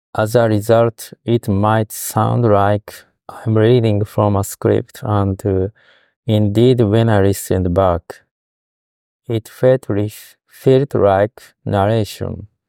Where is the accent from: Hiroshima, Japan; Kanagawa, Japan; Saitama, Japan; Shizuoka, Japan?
Hiroshima, Japan; Fukuyama; English is a second language; now in Osaka, Japan; my hometown of Fukuyama